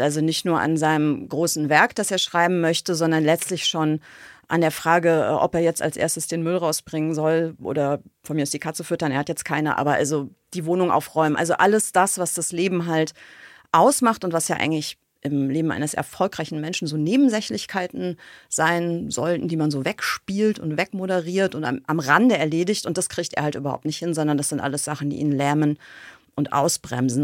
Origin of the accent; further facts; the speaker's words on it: West Germany, Germany; Ich komme ja aus dem Westen